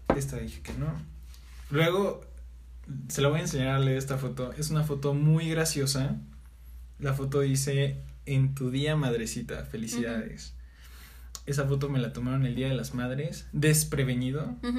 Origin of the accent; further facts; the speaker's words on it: Mazatlán, Sinaloa, Mexico; yo me voy a vivir a Mazatlán, Sinaloa, de donde soy, con mi abuela